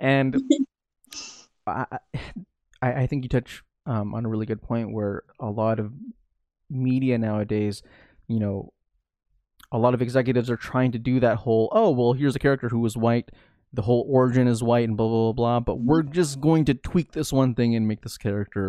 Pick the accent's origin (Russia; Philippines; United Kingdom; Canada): Philippines; there are a lot of aspects to being Filipino that I think I could vibe with in terms of how we are represented.